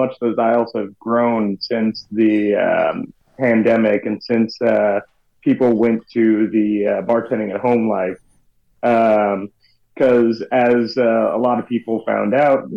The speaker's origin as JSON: {"language": "English", "region": "Northern Kentucky", "country": "United States", "tie": "born or raised there", "said": "I grew up in Northern Kentucky near Cincinnati"}